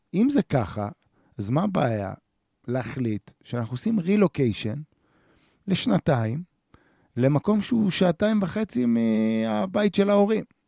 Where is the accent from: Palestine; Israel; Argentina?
Israel; the Center, Central Israel; moved away as an adult; now in northern Israel; אנחנו מגיעים שנינו מהמרכז